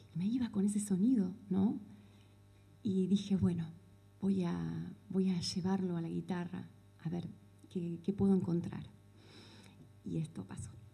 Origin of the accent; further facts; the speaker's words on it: Chascomús, Buenos Aires Province, Argentina; Soy nacida en Chascomús